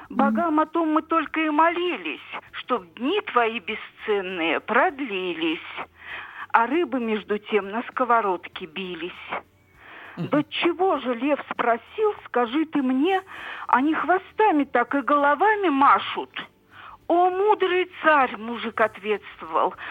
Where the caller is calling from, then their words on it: Krasnoyarsk, Krasnoyarsk Krai, Russia; Здравствуйте, я из Красноярска